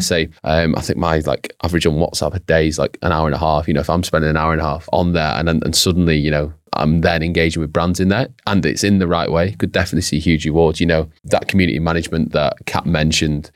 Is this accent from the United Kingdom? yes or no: yes; United Kingdom; Brits are quite